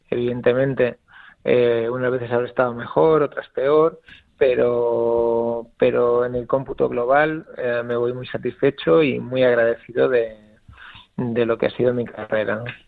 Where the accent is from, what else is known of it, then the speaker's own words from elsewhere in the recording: Mallorca, Balearic Islands, Spain; also born or lived in Italy; now in Alicante, Spain; yo soy de Mallorca